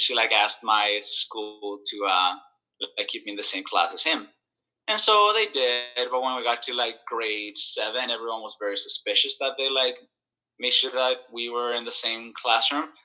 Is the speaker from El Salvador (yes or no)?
yes; El Salvador; I grew up in El Salvador, and uh, I went to the same school from uh, uh grade one to uh, grade 12th